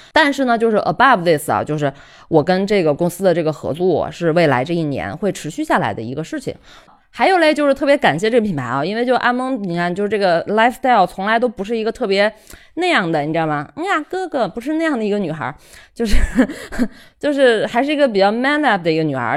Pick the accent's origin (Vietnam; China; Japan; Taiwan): China; 生在心中国、长在红旗下的一枚受保护的妇女